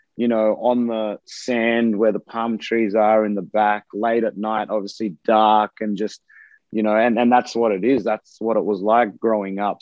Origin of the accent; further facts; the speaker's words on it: Australia; moved away; being away from Australia and being on the other side of the world